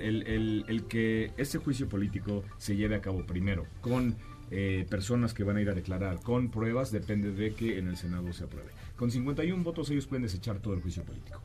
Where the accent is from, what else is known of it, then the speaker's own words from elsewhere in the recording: Mexico; also born or lived in United States; yo soy mexicano y americano